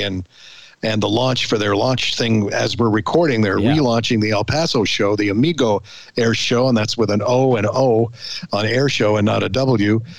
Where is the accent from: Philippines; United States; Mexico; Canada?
Canada; as a Canadian